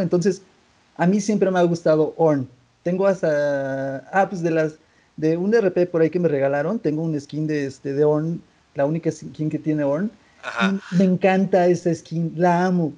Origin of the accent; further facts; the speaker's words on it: Mexico; como mexicano